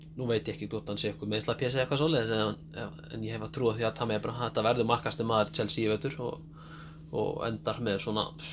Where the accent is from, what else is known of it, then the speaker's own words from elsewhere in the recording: Hafnarfjörður, Capital Region, Iceland; ég er 22 ára frá Hafnafjörði